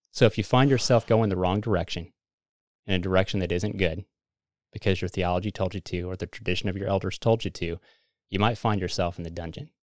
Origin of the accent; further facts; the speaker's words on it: Missouri, United States; we're from Missouri